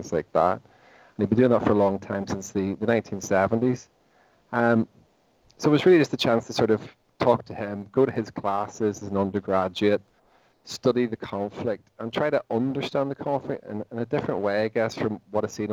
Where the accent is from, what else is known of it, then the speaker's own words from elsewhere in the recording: Portadown, Northern Ireland, United Kingdom; where are you from? And I said, Portadown